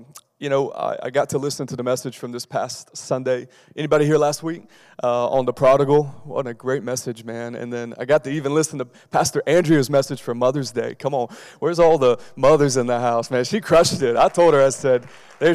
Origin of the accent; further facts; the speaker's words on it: Lexington, Kentucky, United States; now in Raleigh, United States; I was born in Lexington, Kentucky